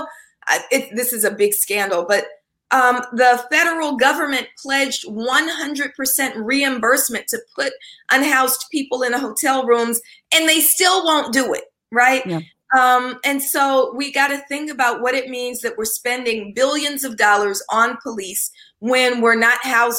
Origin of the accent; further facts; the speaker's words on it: Oakland, California, United States; growing up in East Oakland